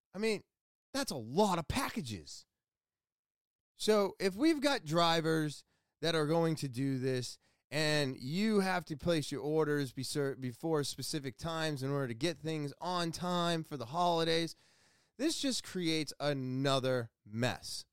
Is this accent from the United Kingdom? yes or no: no; Manchester, United States; right here in my hometown